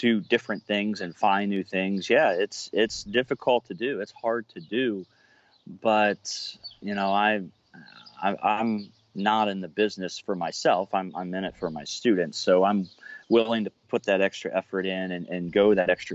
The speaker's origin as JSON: {"language": "English", "town": "Cincinnati", "region": "Ohio", "country": "United States", "said": "I'm from Cincinnati, Ohio"}